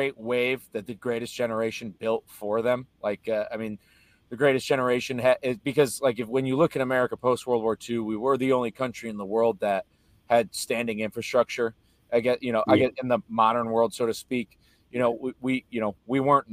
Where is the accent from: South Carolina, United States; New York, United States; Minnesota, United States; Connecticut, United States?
Connecticut, United States; moved away as an adult; as proud as I am from being from Connecticut